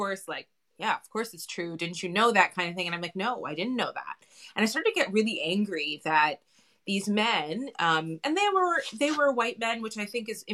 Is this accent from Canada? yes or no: yes; Canada; my own experiences growing up in Canada